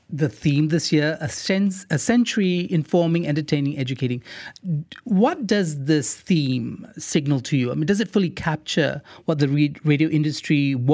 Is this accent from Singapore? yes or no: yes; Singapore; in the 80s, I grew up on John Peel and the BBC World Service, which I could get on FM in Singapore.